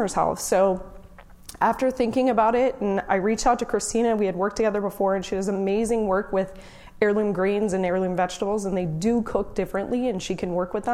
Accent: Orange County, California, United States; I'm from Orange County

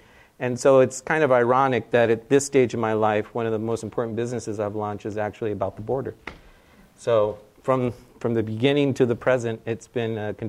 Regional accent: United States; But I was born in the U.S.

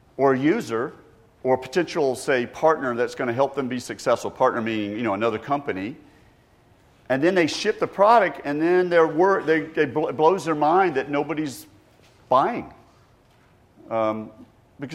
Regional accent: Georgia, United States; I grew up in Georgia

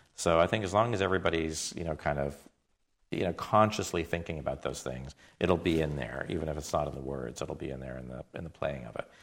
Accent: Toronto, Ontario, Canada; I grew up in Toronto

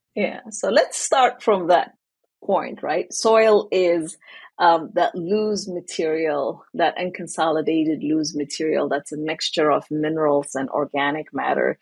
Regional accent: Asmara, Eritrea; moved away as an adult; now in United States; I grew up in East Africa in Eritrea. So, in the capital city of Eritrea, in Asmara, is where I was born and raised

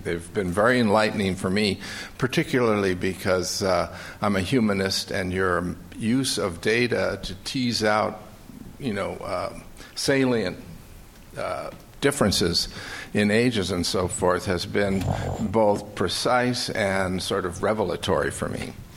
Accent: California, United States; They can probably tell from my accent that I'm not a Southerner, I'm a Californian

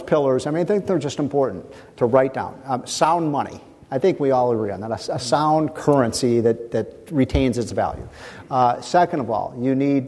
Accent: Chicago, Illinois, United States; I grew up in Chicago

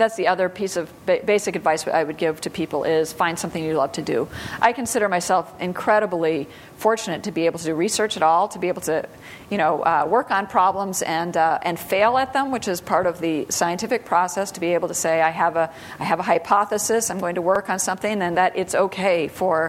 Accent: Sioux Falls, South Dakota, United States; moved away; I grew up mostly in South Dakota. So okay. Sioux Falls, South Dakota

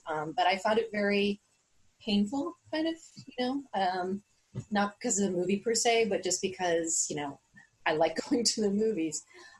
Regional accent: New York City, New York, United States; I grew up in St. Mark's Place in the East Village, and Theater 80. St. Mark's, when I was growing up, was a second run theater

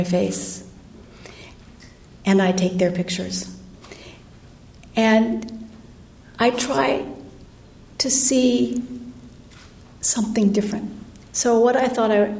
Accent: United States; I said, "Amrika

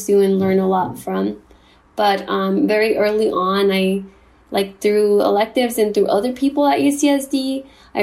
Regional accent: Compton, California, United States; also born or lived in Durango, Mexico; I moved to the U.S. at the age of 3 and grew up in Compton, which is located in Los Angeles County

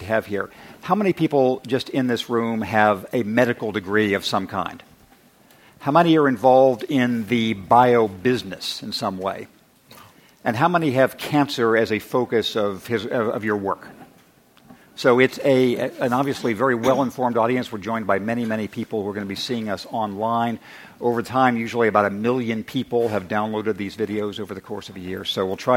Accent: Redlands, California, United States; I was from Redlands High School

